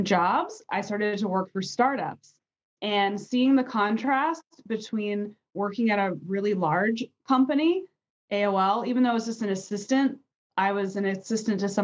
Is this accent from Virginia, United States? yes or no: yes; a suburb outside of DC in Virginia, United States; I grew up in a suburb outside of DC in Virginia